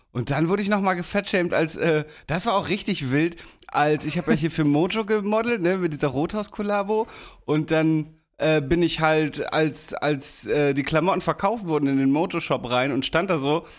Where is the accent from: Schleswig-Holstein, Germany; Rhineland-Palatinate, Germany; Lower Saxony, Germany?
Lower Saxony, Germany; Damme; moved away; wenn ich wieder in der Heimat bin